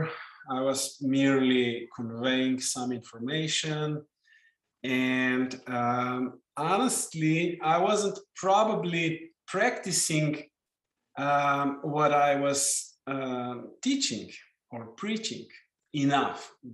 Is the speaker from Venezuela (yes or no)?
no; Slovenia; first language Slovenian; English is a second language; in my native language, Slovenian